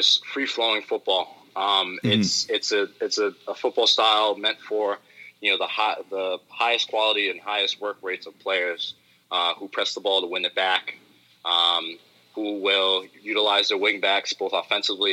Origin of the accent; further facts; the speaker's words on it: New York, United States; Speaking as a New Yorker